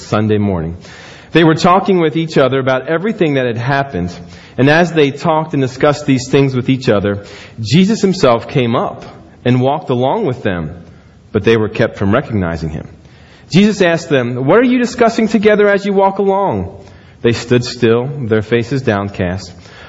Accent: Maryland, United States; moved away; also born or lived in Missouri; I'm from Maryland.

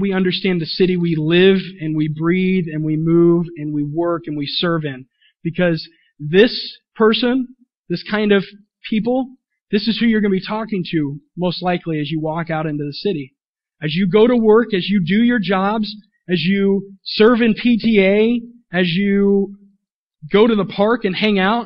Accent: Willard, Missouri, United States; now in Springfield, United States; I grew up in Willard, Missouri

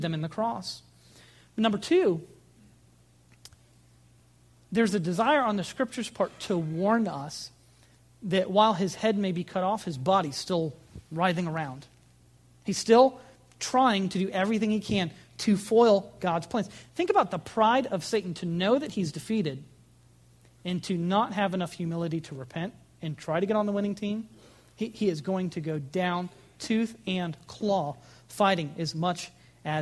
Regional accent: United States; American Christians

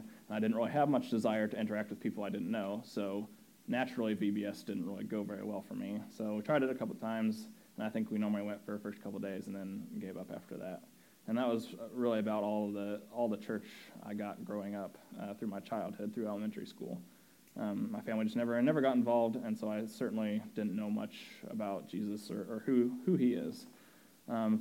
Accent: Indianapolis, Indiana, United States; I grew up in Indiana, in Indianapolis

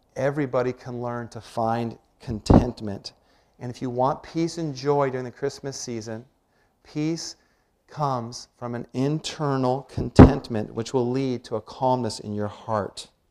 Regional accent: Washington, United States; When I was about 10, 11 years old, growing up in Washington

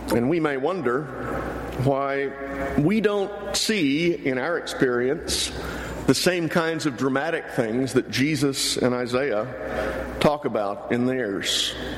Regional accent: near Houston, Texas, United States; I grew up near Houston.

